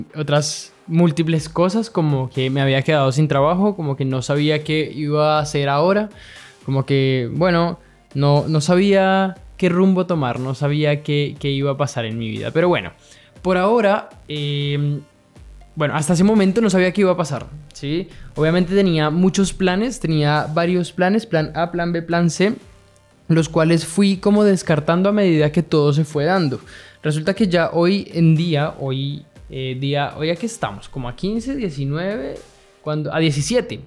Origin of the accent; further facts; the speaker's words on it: Colombia; now in Chile; Yo estoy viviendo en Chile, soy colombiano pero vivo en Chile